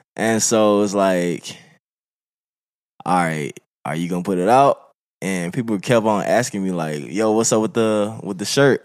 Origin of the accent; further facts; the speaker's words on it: Birmingham, Alabama, United States; moved away; I'm from Birmingham, Alabama